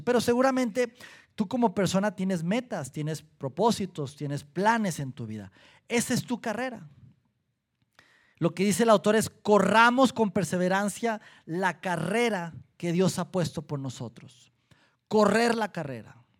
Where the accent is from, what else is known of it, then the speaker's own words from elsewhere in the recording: Durango, Mexico; now in Saltillo, Mexico; Yo soy de Durango, mi esposa de Colima